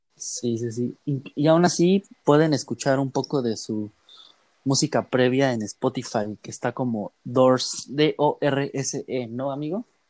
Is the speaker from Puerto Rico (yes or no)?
no; Mexico; nosotros como mexicanos